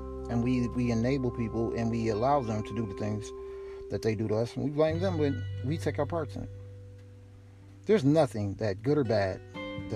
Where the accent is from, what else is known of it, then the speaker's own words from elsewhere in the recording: Milwaukee, Wisconsin, United States; I grew up on Port Washington. Actually, well, we started off on 30th in Capitol